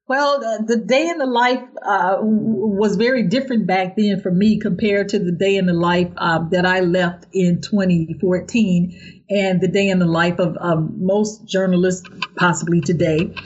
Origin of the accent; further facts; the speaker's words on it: St. Louis, Missouri, United States; I'm from St. Louis, and that is where I was mentored by the late great George E. Curry.